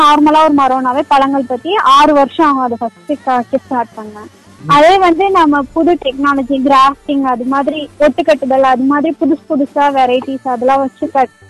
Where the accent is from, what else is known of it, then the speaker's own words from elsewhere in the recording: Thandikudi, Tamil Nadu, India; also born or lived in Tiruchirappalli / Periyakulam; என்னோட சொந்த ஊர்னு எடுத்துக்கிட்டீங்கன்னா தாண்டிக்குடி கொடைக்கானல் பக்கத்துல